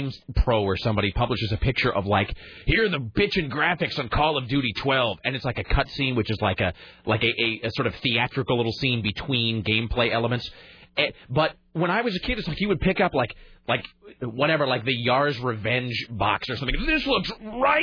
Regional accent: Kennewick, Washington, United States; in my hometown

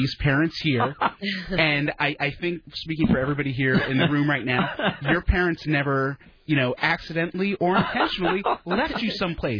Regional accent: East Coast, United States; I was a kid growing up on the East Coast.

